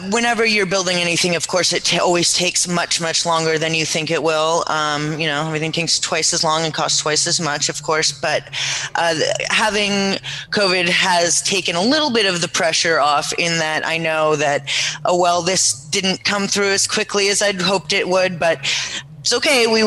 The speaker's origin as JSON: {"language": "English", "region": "California", "country": "United States", "tie": "born there", "also_born_or_lived": "Seattle, United States", "said": "I was born in the Bay Area here."}